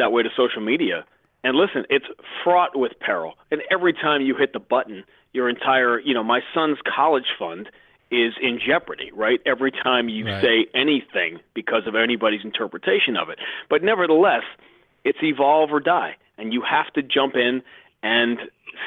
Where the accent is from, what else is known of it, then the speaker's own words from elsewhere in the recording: New York, United States; moved away as an adult; now in Boston, United States; I grew up in Greenwich Village